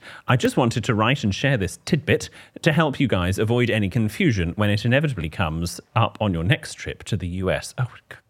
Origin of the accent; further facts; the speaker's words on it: United States; now in United Kingdom; Possibly because I'm American, I had never heard of this slang term as we use another word.